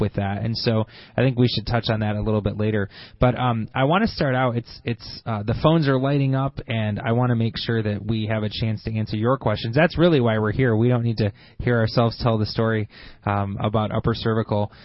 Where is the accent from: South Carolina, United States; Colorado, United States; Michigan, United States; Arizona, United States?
Michigan, United States; Grand Blanc; I grew up in Grand Blanc